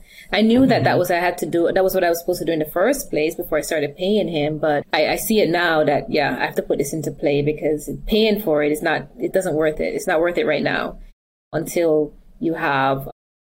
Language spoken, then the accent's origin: English; Jamaica; I'm from Jamaica too